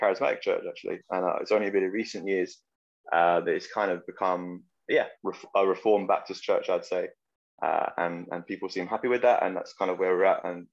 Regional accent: London, United Kingdom; moved away as an adult; now in Oldham, United Kingdom; I grew up in East London. That's where I spent childhood and like teen years.

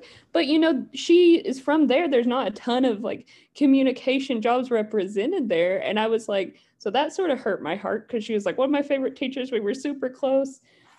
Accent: Appalachia, United States; my accent is still here, but not nearly as thick as a lot of people from where I'm from. But literally somebody just pointed it out in one of my classes the other day. She was like, I can hear that you're from Appalachia.

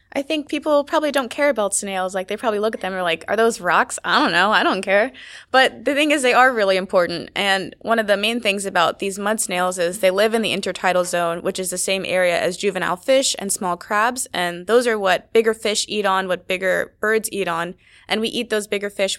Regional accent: Maryland, United States; I'm from Maryland

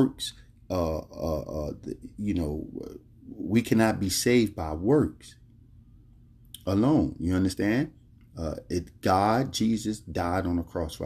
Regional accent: Philadelphia, Pennsylvania, United States; moved away; also born or lived in Florida Keys; I was born and raised in Philadelphia

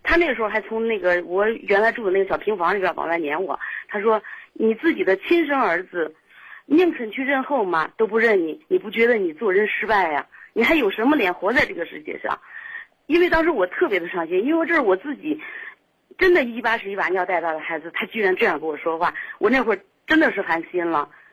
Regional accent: Shijiazhuang, Hebei, China; 我是石家庄的

